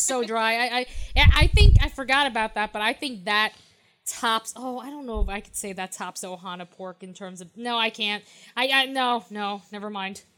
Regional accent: New York, United States; I'm from New York

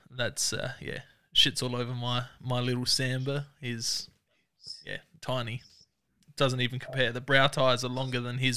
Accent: Bathurst, New South Wales, Australia; I am from Bathurst, New South Wales.

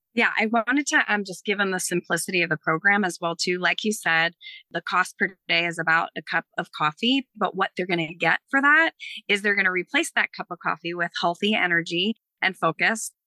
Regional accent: East Coast, United States; I'm from the East Coast. I say it funny.

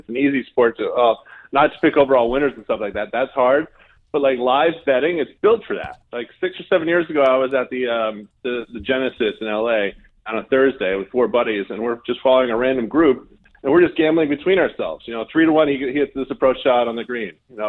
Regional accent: Duxbury, Massachusetts, United States; now in Jacksonville, United States; my hometown of Duxbury, Mass.

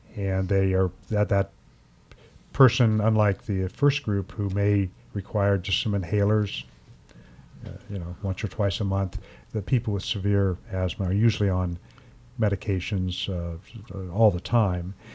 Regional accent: Ohio, United States; growing up in Ohio

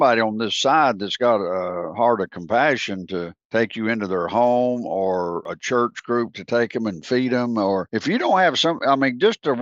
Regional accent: United States; we speak as Americans

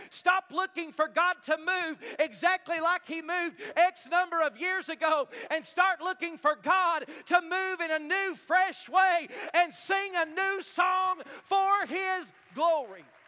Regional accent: United States; I grew up in Knox County schools

